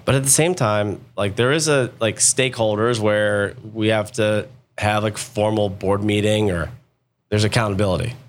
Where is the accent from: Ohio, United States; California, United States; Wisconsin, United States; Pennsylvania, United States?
Ohio, United States; Akron; also born or lived in Columbus, Ohio; I grew up in Akron, Ohio, a town called Silver Lake